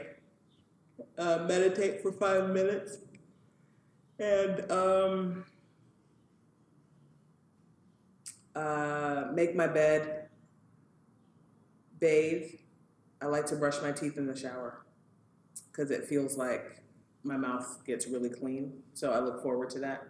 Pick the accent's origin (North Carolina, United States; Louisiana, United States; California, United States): California, United States; Southern; moved away as an adult; also born or lived in Houston, Texas / New York City / Cambridge, Massachusetts; now in New Haven, United States; I grew up in Southern California